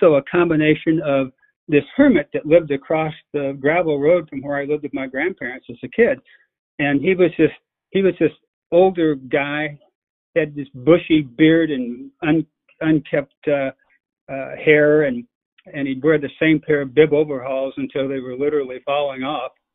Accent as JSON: {"language": "English", "region": "the Ozarks", "country": "United States", "tie": "born or raised there", "moved": "yes", "lives_now": "Jefferson County, Missouri, United States", "said": "growing up in the Ozarks"}